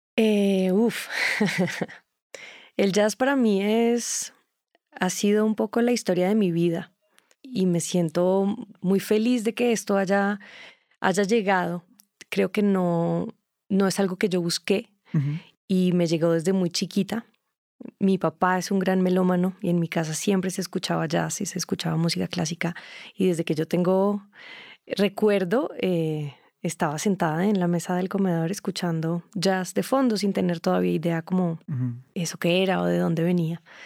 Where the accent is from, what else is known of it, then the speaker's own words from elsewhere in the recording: Colombia; also born or lived in Germany; de donde yo vengo